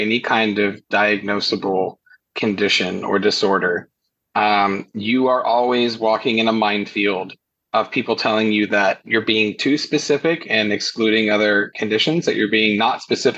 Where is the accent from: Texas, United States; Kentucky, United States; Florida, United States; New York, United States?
Kentucky, United States; I'm in Kentucky.